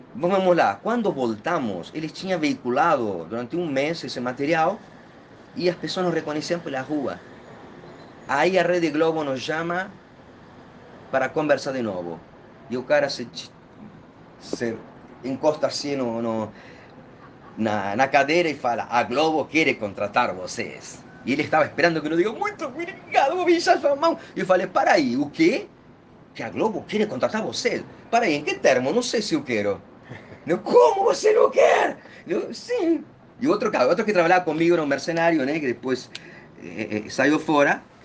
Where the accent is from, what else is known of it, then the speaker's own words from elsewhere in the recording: Bahía Blanca, Buenos Aires Province, Argentina; Portuguese is a second language; moved away as an adult; now in Brazil; sou nascido em 1963 na Argentina, sul na Portal da Patagônia, Bahia Blanca é meu lugar natal, e ali fui formado